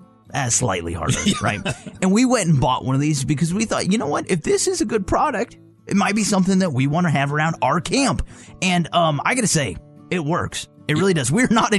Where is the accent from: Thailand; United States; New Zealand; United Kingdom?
United States; Southwest; I'm from the Southwest.